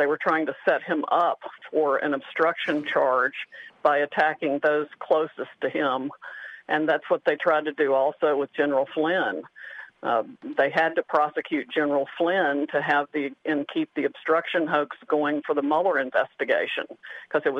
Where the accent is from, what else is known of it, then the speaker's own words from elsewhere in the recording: Dallas, Texas, United States; I'm from Dallas